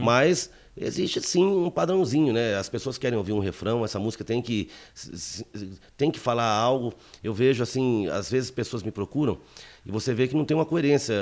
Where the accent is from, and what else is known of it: Paraná, Brazil